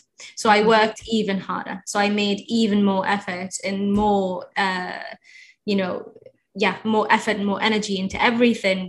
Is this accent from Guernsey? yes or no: no; Egypt; now in United Kingdom; I'm from Egypt originally